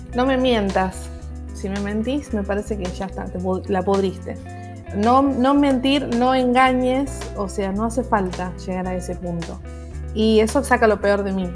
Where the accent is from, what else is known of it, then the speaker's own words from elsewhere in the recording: Moreno, Buenos Aires Province, Argentina; toda mi, infancia y mi adolescencia la pasé en un barrio, en Moreno, que es el barrio Asunción